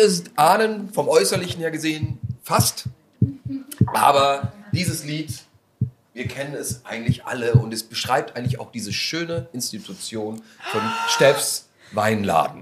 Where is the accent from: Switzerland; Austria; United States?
Austria; moved away; also born or lived in Bremerhaven; aus meinem Heimatland